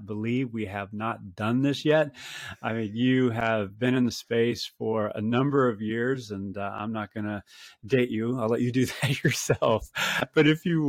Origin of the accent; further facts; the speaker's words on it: California, United States; I'm a North American, I grew up here in California